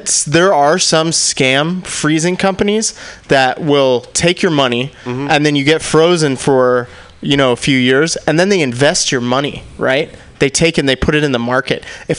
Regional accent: Fremont, California, United States; I grew up in Fremont in the 510 nickel and dime.

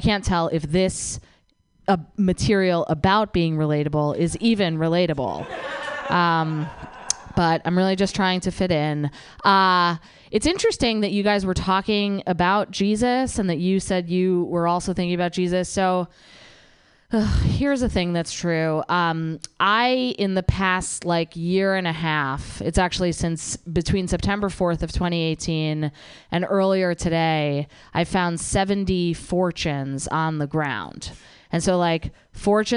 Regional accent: New Jersey, United States; I am from New Jersey.

